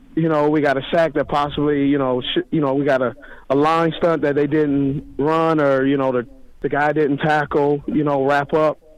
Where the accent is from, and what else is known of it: Los Angeles, California, United States; born or raised there